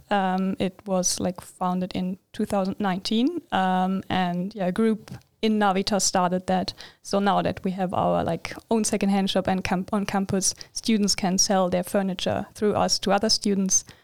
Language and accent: English; Germany; moved away as an adult; now in Linköping, Sweden; Um, I'm from Germany originally, and I've started to study here in Linköping in August 2021.